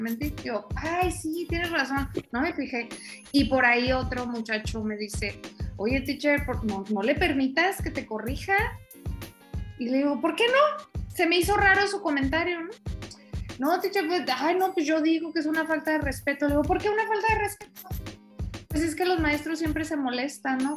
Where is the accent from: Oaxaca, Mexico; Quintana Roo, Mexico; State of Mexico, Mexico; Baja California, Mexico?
Baja California, Mexico; Tijuana; moved away; also born or lived in central Mexico; no soy de aquí, del centro del país, soy de Tijuana.